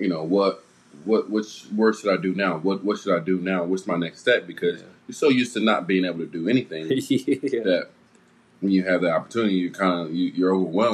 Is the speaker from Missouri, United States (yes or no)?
yes; Kansas City, Missouri, United States; we're from Kansas City, Missouri